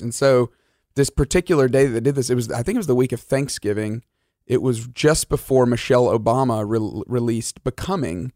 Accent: Alabama, United States; I grew up in Alabama

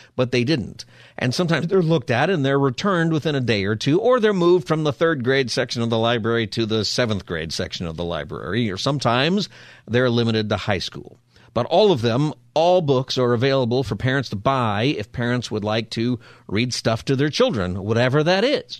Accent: Palmdale, California, United States; I'm from Palmdale, which is a great place to be from

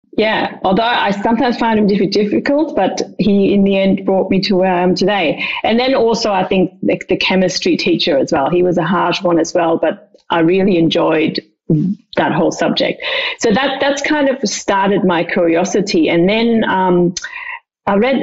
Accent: Dreieich, Hesse, Germany; I grew up in just outside Frankfurt in a smallish town about 15 minutes outside called Dreieich.

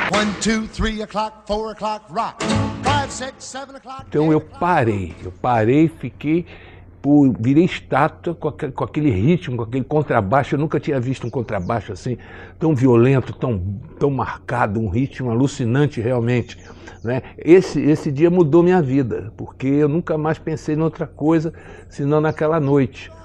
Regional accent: Brazil; eu nasci aqui, eu faço música aqui

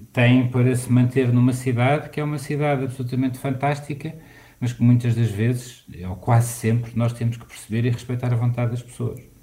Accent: Lisbon, Portugal; eu tive a recordar e vivenciar outra vez o sítio onde passei a minha infância e onde cresci. Eh, e algumas das histórias que estão aqui retratadas do Centro Histórico

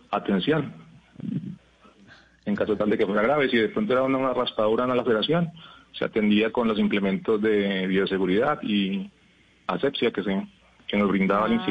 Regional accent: Mitú, Vaupés, Colombia; now in Bello, Colombia; eh, los llamo desde Bello, Antioquia, pero soy de, de Mitú Baupes.

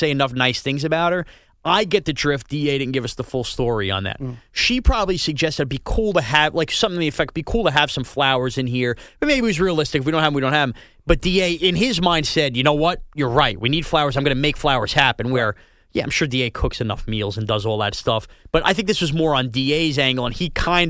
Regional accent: Long Island, New York, United States; We both live on Long Island, and we grew up on Long Island

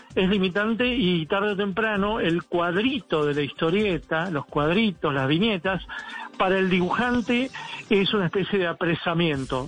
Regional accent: Argentina; la provincia que acá eh, produce el mejor vino, digamos, de, la Argentina

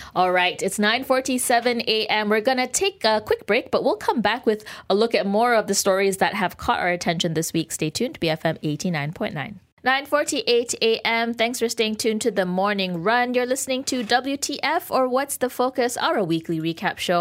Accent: Malaysia; we're grateful to be Malaysian

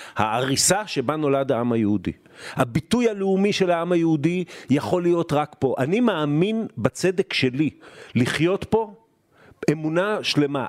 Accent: Haifa, Haifa District, Israel; אני נולדתי בבית חולים אלישע בחיפה

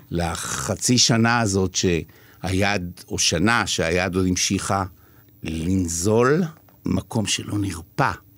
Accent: Israel; also born or lived in New York, United States; חוזרים לישראל, וזה נגמר בקיבוץ

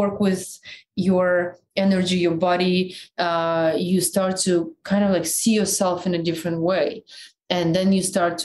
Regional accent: Siberia, Russia; accent: Siberian; first language Russian; English is a second language; moved away as an adult; also born or lived in Moscow; when I came from Siberia, the way I spoke, it was so fast

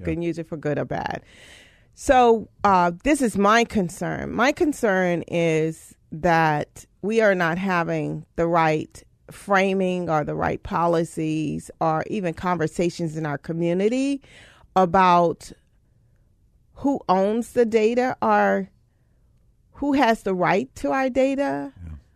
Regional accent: Louisiana, United States; moved away; originally from Louisiana, very rural area in Louisiana

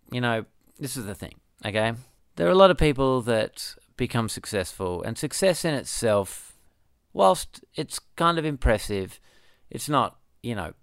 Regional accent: Perth, Western Australia, Australia; I grew up in Bull Creek

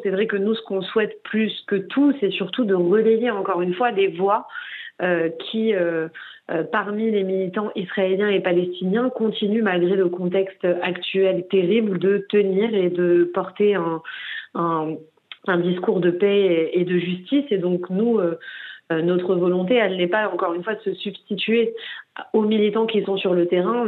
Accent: Paris, Île-de-France, France; moi j'ai grandi dans le 20e arrondissement de Paris

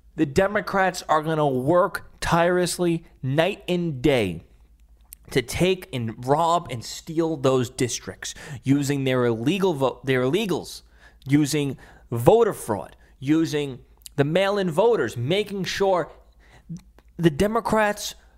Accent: New York City, New York, United States; my my hometown Staten Island

